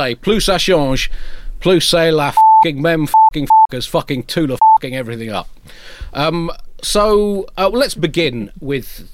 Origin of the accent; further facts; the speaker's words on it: United Kingdom; we're British